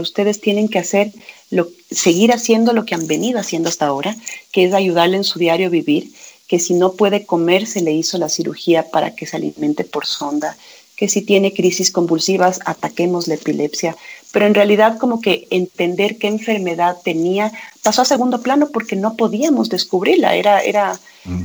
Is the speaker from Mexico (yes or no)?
no; Quito, Pichincha, Ecuador; yo soy quiteña